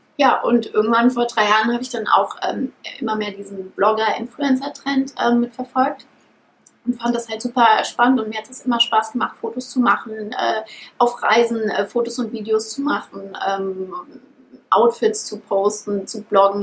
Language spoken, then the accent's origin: German; Frankfurt, Hesse, Germany; ich bin aufgewachsen in Frankfurt. Meine Eltern sind auch aus Frankfurt.